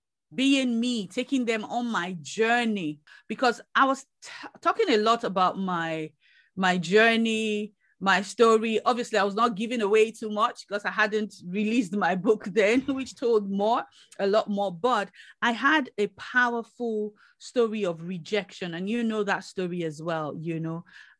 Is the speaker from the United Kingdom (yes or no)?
yes; United Kingdom; Yeah, we're British.